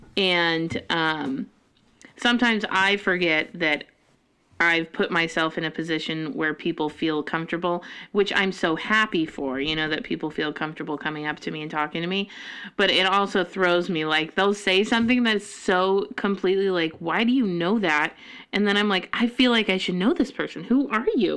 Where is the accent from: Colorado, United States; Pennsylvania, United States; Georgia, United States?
Colorado, United States; now in Monroe, Washington, United States; I'm from Colorado